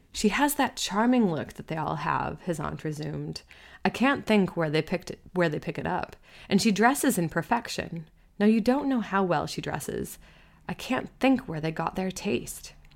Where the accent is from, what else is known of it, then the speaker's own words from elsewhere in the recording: United States; I am American